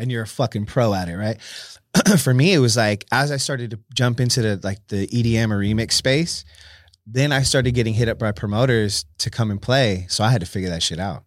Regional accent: San Jose, California, United States; born and raised in San Jose, California

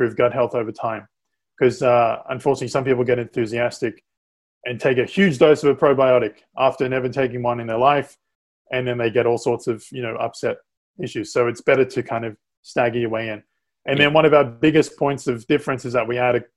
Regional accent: Australia; moved away; I'm from Australia

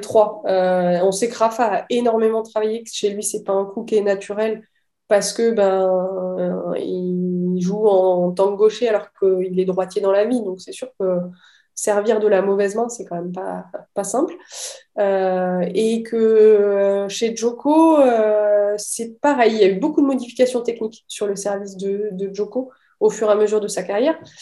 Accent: Metz, Grand Est, France; moved away; also born or lived in Rennes; je suis de Metz

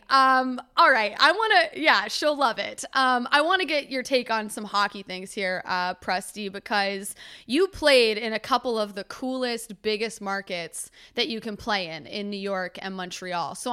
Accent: London, United Kingdom; because I'm from London and I've known him and his sister for a while.

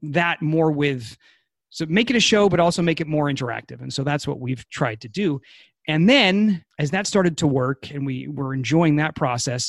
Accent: New Hampshire, United States; now in California, United States; I'm from New Hampshire.

